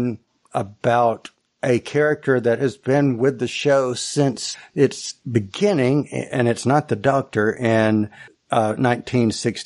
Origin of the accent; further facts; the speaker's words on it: Mississippi, United States; we're both from Mississippi